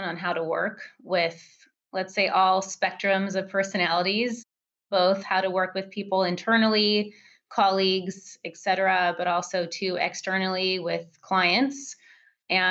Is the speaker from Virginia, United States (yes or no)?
no; California, United States; moved away as an adult; also born or lived in Seattle; my hometown in California